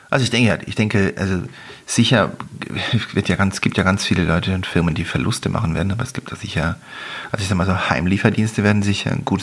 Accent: Visp, Valais, Switzerland; ich bin zwar in Fisp aufgewachsen und da ist nichts passiert

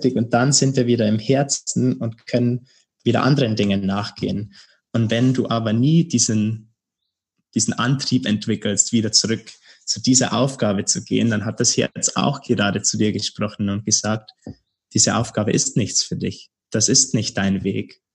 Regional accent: Bavaria, Germany; moved away as an adult; now in Berlin, Germany; in Bayern, in meiner Heimat

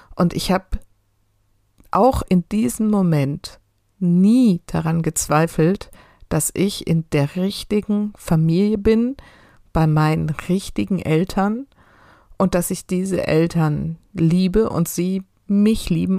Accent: near Heidelberg, Baden-Württemberg, Germany; Ich bin in einem Ort groß geworden, in der Nähe von Heidelberg

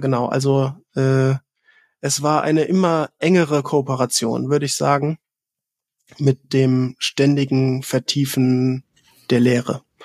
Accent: Southern Germany, Germany; ich bin ähm, tatsächlich im Süden von Deutschland geboren

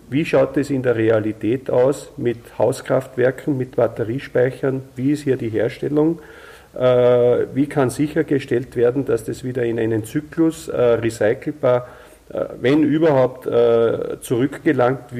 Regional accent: Austria; ich sage jetzt einmal, eine Ölheizung noch drin habe, mit Solarthermie betrieben, wie das sehr oft bei uns in Österreich zumindest der Fall ist

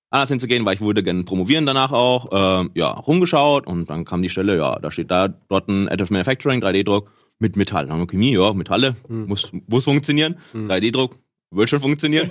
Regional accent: Munich, Bavaria, Germany; ich komme aus München, wollte eigentlich da auch recht bleiben

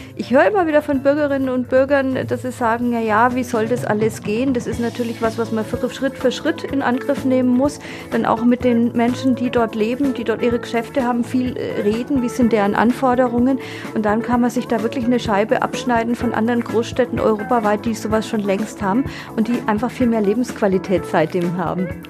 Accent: Roth, Bavaria, Germany; now in Nuremberg, Germany; Ich komme ja aus Rot, da äh, sind für mich der Steckerlerswald, die Butzermuggerle, das ist irgendwie so eine Erinnerung.

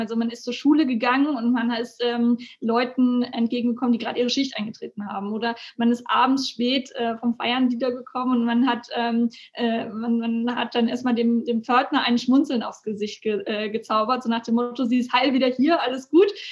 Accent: Elmshorn, Schleswig-Holstein, Germany; Ich bin ähm, hier tatsächlich aufgewachsen

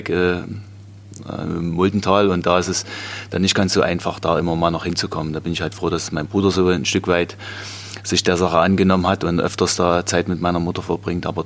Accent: Großboden, Germany; Also ich habe dann angefangen ähm, in Großboden, wo ich aufgewachsen bin.

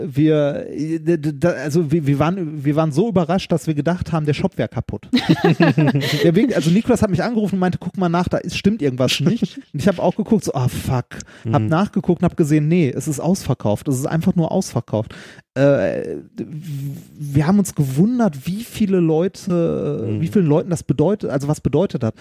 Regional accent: Essen, North Rhine-Westphalia, Germany; moved away; also born or lived in Mannheim; in Essen, in meiner Heimatstadt

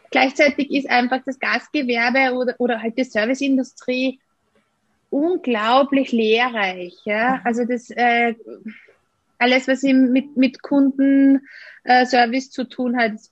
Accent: Austria; ich bin gleich mal äh, nach der Matura, wie das bei uns in Österreich heißt, äh, ausgezogen und habe ein Jahr in Italien verbracht.

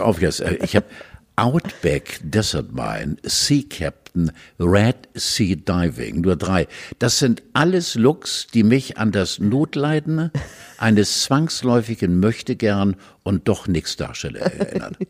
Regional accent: Hamburg, Germany; bei uns in Hamburg

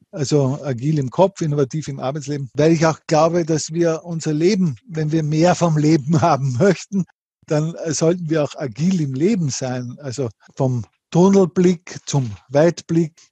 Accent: Linz, Upper Austria, Austria; ich komme aus Linz, in mhm. Oberösterreich, wir haben hier ein Unternehmen

